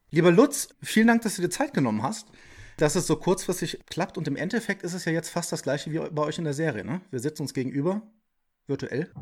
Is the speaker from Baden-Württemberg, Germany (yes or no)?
no; Leverkusen, North Rhine-Westphalia, Germany; now in Ingolstadt, Germany; Ich bin ja gebürtiger Leverkusener